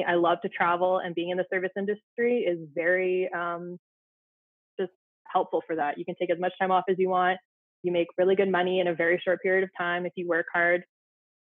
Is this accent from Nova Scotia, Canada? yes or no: no; Ottawa, Ontario, Canada; moved away as an adult; now in Saskatchewan, Canada; I had moved from Ottawa, my hometown, to a very small town in Saskatchewan